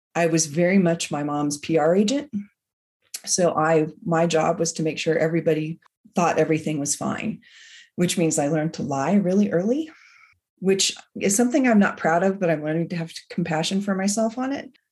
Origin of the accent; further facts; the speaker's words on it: San Francisco Bay Area, California, United States; moved away as an adult; now in Bend, United States; I am from the San Francisco Bay Area, but I live in Bend, Oregon